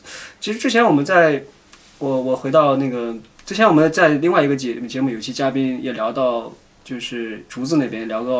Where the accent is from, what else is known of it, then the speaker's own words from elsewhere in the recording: northern China, China; also born or lived in Shenzhen; 之前我们生活在深圳，你知道一年四季都是夏天，来这里感觉回到了，感觉回到了我我们老家北方，就是有个四季分明的东西。